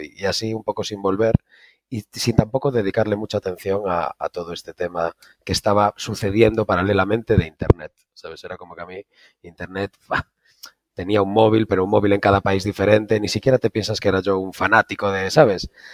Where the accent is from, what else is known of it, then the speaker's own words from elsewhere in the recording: A Coruña, Galicia, Spain; moved away as an adult; also born or lived in Mexico / Netherlands; Yo soy de La Coruña, soy de La Coruña, de Galicia